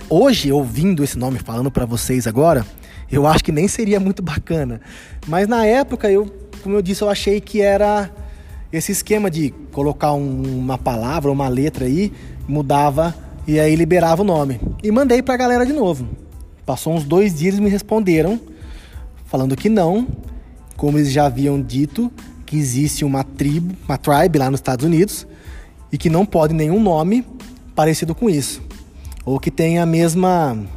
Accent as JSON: {"language": "Portuguese", "town": "Araraquara", "region": "São Paulo", "country": "Brazil", "tie": "born or raised there", "said": "a origem do nome Araraquara, que é a minha cidade natal."}